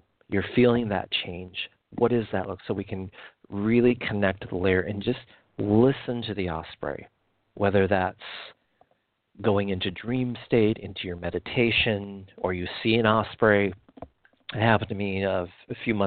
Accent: Midwest, United States; Where I grew up in the Midwest

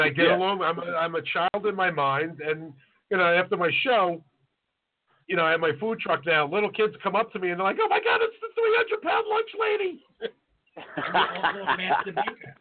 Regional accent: New York City, New York, United States; we're from Staten Island, so I get all my work done at Bound for Glory.

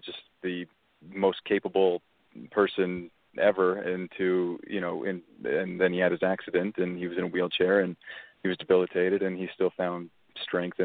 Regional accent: Alberta, Canada; I'm from Alberta, Canada, which is sort of like the Texas of Canada.

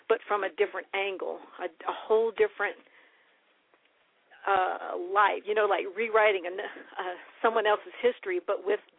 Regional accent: West Virginia, United States; born there; I was born in West Virginia

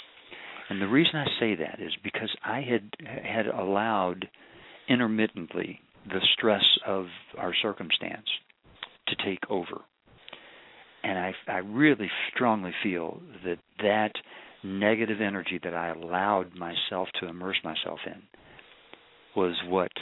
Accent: Kentucky, United States; I'm from Kentucky.

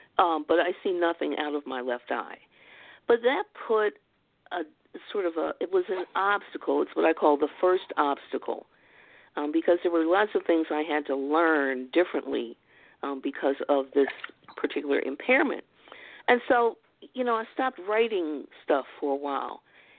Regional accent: Baltimore, Maryland, United States

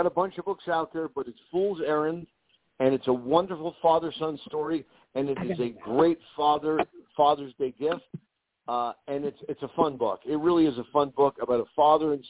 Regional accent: New York City, New York, United States; I grew up poor in the Bronx

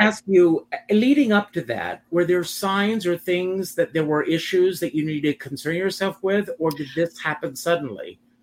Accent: Myrtle Beach, South Carolina, United States; just outside of Myrtle Beach.

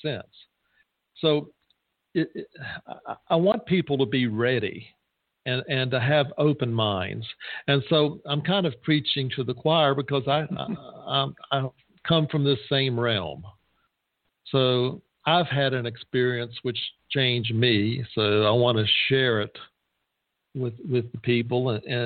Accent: the South, United States; I come from the South

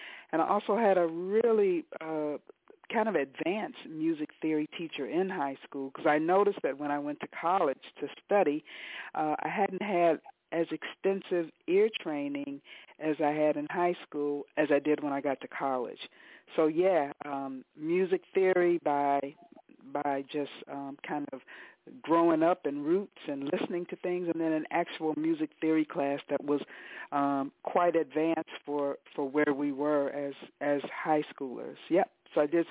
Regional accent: Detroit, Michigan, United States; I came to music as a child growing up in Detroit

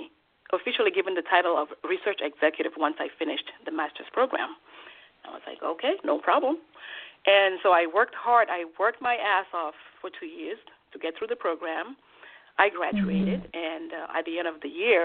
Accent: Switzerland; moved away as an adult; also born or lived in Togo; now in New York, United States; I was born in Togo, West Africa, and my father died when I was 2 years old, and I don't remember him at all. But in order for me to have a better life, my mother agreed to have me be adopted by a Swiss family, and so I moved to Switzerland at the age of 10

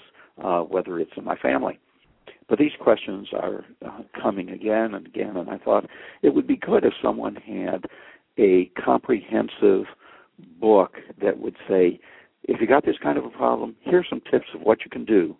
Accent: Buffalo, New York, United States; moved away as an adult; also born or lived in St. Louis, Missouri; now in Los Angeles, United States; I'm from Buffalo, New York, schooled in Buffalo

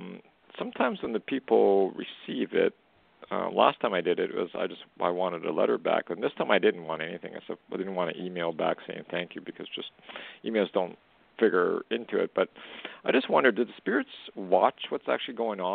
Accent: Alberta, Canada; I'm from Western Canada.

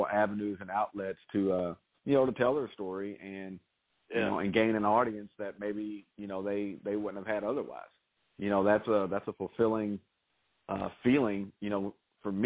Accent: Louisville, Kentucky, United States; my hometown, and I was able to interview Ice Cube here in Louisville

